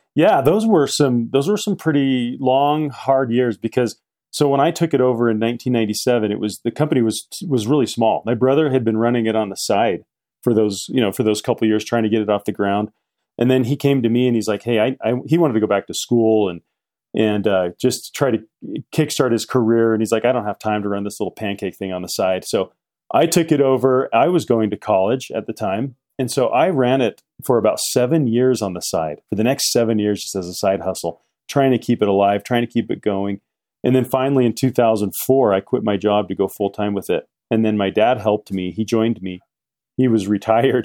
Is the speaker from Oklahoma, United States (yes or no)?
no; Salt Lake City, Utah, United States; also born or lived in Midway, Utah / Park City, Utah; I grew up in Salt Lake City